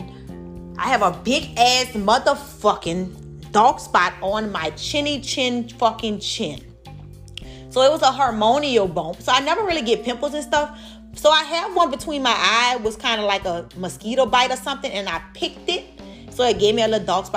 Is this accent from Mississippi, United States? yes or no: no; New Orleans, Louisiana, United States; I'm from New Orleans